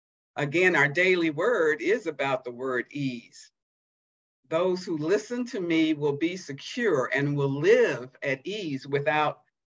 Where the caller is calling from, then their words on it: Providence, Rhode Island, United States; but I'm with you from Providence, Rhode Island.